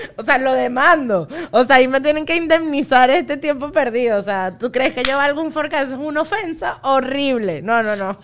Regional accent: Los Teques, Miranda, Venezuela; born or raised there; also born or lived in Trujillo (family)

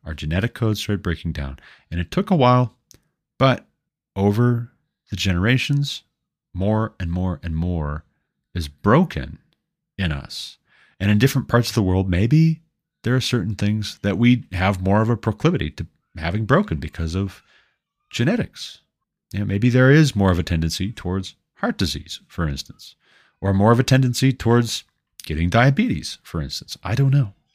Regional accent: United States; I'm not a Scotsman. I'm an American.

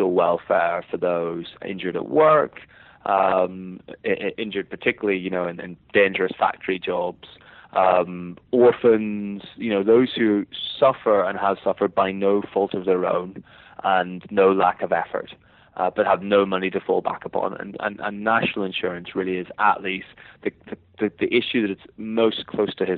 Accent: Northern Ireland, United Kingdom; accent: Northern Irish; my accent is Northern Irish

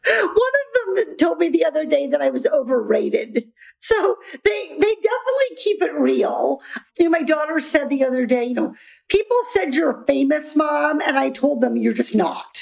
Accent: Iowa, United States; I grew up in Iowa, far from the ocean.

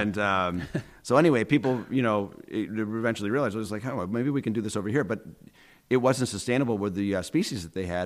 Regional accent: Syracuse, New York, United States; also born or lived in Minneapolis; I grew up on West Scott Street

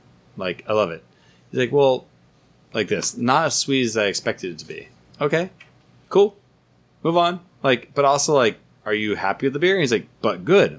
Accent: United States; moved away; As an American

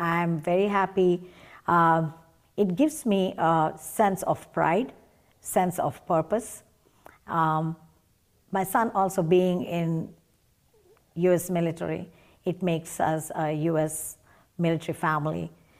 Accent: Chennai, Tamil Nadu, India; moved away as an adult; now in United States; Yes. I was raised in Chennai and I went to schools and colleges in Chennai.

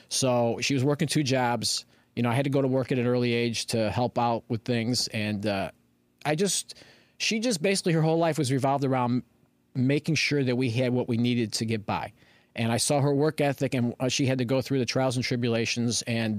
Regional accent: Berwyn, Illinois, United States; also born or lived in Chicago; now in Aurora, United States; All right, so I was born in Chicago, okay. Grew up in Berwyn. I moved out to Aurora in 1983.

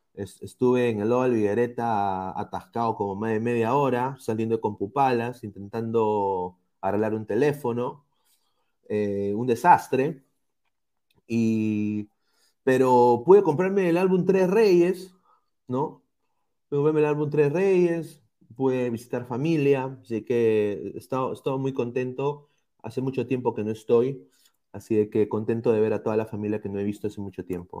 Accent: Peru; como peruano

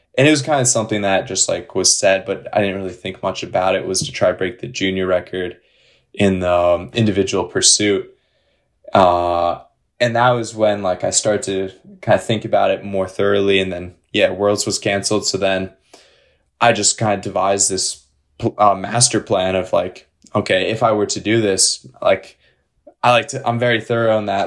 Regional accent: Western New York, United States; also born or lived in Minneapolis, Minnesota; I grew up in Pittsburgh, New York, in upstate, uh, Western New York.

